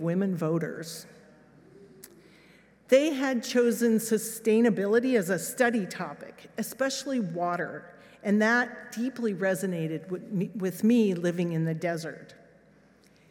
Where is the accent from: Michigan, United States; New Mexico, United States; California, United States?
New Mexico, United States; Los Alamos; moved away as an adult; also born or lived in England; This was my hometown